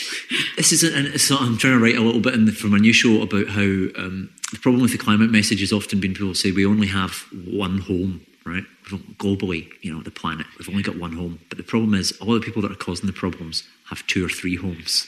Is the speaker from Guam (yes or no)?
no; Scotland, United Kingdom; especially being Scottish